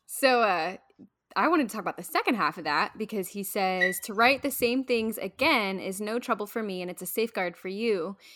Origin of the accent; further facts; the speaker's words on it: Midwest, United States; I'm from the Midwest.